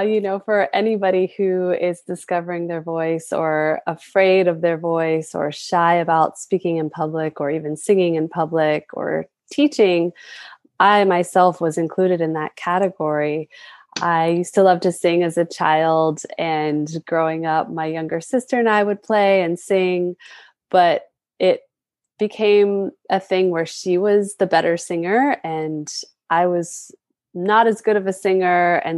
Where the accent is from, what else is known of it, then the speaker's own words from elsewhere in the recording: Hawaii, United States; as I've tapped more into my own culture and my roots as a Hawaiian woman